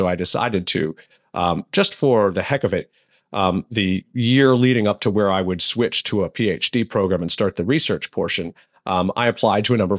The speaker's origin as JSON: {"language": "English", "town": "Allentown", "region": "Pennsylvania", "country": "United States", "tie": "born or raised there", "said": "Growing up in Allentown, I knew Air Products and Chemicals that had an engineering bent."}